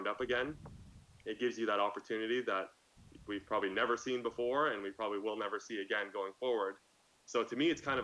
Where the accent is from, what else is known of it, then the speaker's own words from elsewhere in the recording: Canada; being a Canadian